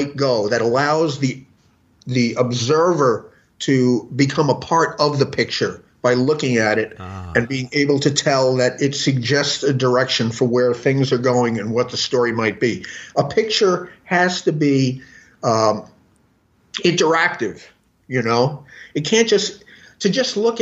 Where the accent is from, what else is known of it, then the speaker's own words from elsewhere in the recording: New York City, New York, United States; moved away as an adult; now in Los Angeles, United States; I'm from New York City originally, and I've been in LA for the last, like, you know, 27 years